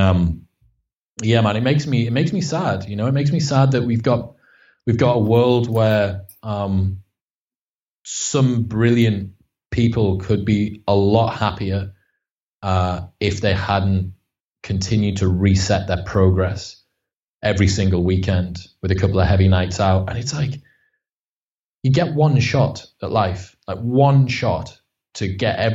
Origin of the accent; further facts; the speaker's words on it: Stockton-on-Tees, North East England, United Kingdom; I'm from Stockton on Tees. So it's like the arse end of Middlesbrough